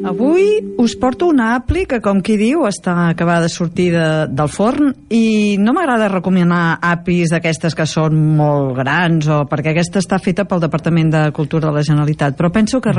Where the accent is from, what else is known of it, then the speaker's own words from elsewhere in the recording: Girona, Catalonia, Spain; Jo sóc de Girona també